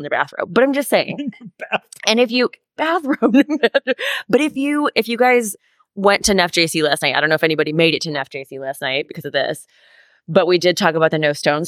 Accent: Wisconsin, United States; my home state of Wisconsin

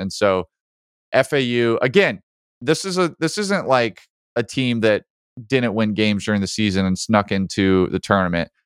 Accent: Birmingham, Alabama, United States; I grew up in Birmingham

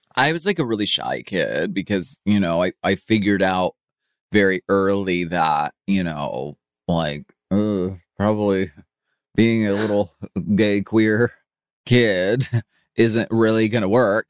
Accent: Erie, Pennsylvania, United States; moved away; I grew up in Erie, Pennsylvania.

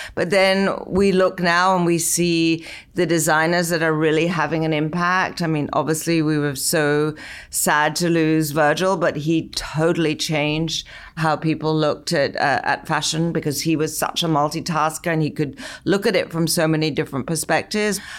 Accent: London, United Kingdom; now in United States; I was growing up in London in the sixties

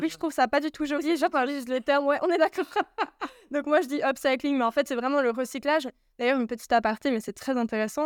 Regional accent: Yverdon-les-Bains, Vaud, Switzerland; je suis née à Yverdon et j'ai grandi un petit moment là-bas

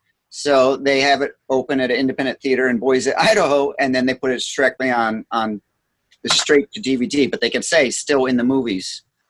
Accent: Scotland, United Kingdom; I'm Scottish, so that's important to me.

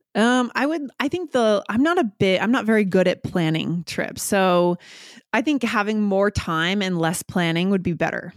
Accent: New Hampshire, United States; moved away; also born or lived in New York / Boston; I grew up on the East Coast, nor-, I'd say the Northeast, so New Hampshire, and then I lived in New York and Boston for a number

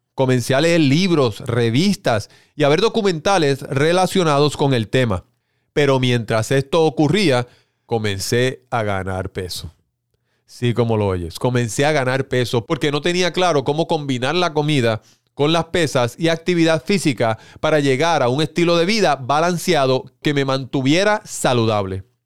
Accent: Puerto Rico; en mi país, Puerto Rico

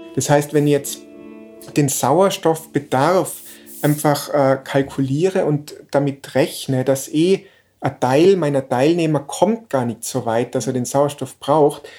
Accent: Innsbruck, Tyrol, Austria; in Innsbruck aufgewachsen

